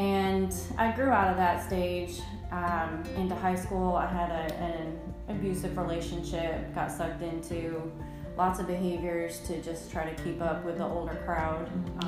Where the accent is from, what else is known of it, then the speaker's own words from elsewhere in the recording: New York, United States; moved away as an adult; also born or lived in South Dakota / Florida; now in Tennessee, United States; I am a New Yorker and in the Deep South